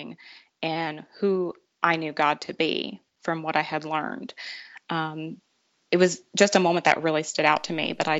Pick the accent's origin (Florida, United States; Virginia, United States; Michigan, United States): Florida, United States; Tampa; now in Franklin, United States; I was raised in Tampa, Florida, and I was the only girl of 5 children.